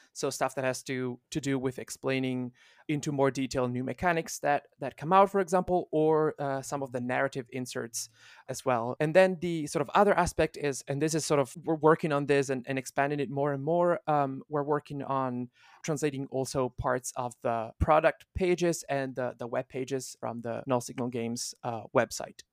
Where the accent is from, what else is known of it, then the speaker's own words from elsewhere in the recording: Italy; first language Italian; English is a second language; moved away; also born or lived in Finland; I'm not a, uh, native English speaker. I, uh, was born and raised in Italy, um, and I spent a big chunk of my life in Finland